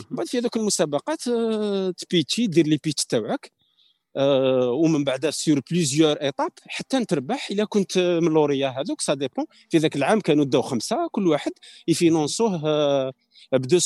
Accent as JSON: {"language": "Arabic", "country": "Algeria", "said": "حنا حاصله عندنا في الجزائر"}